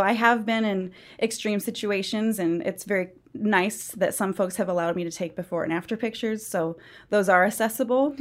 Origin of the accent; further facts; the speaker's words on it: central Iowa, United States; moved away as an adult; also born or lived in Arkansas / Minneapolis / Colorado; now in Georgia, United States; I am originally from the Midwest, specifically central Iowa. So I did all of my growing up years and beginning adult years college in central Iowa.